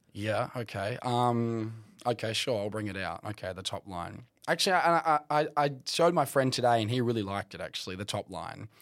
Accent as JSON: {"language": "English", "area": "Kimberley", "region": "Western Australia", "country": "Australia", "moved": "as an adult", "said": "retire as a journalist back in the Kimberley"}